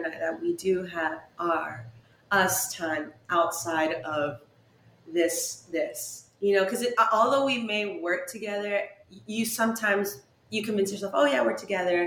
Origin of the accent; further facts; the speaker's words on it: San Diego, California, United States; San Diego.